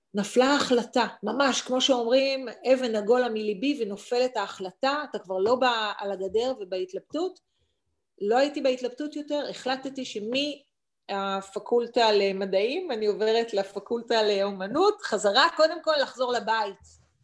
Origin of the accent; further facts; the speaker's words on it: Ramat HaSharon, Tel Aviv District, Israel; גדלתי ברמת שרון